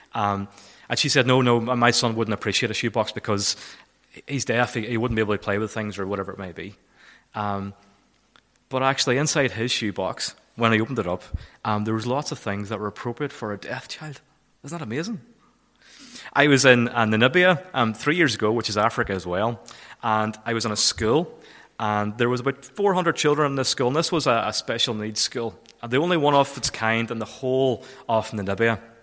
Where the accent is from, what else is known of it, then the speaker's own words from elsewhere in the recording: Kilfennan, Northern Ireland, United Kingdom; moved away; I'm originally from Kilfennan.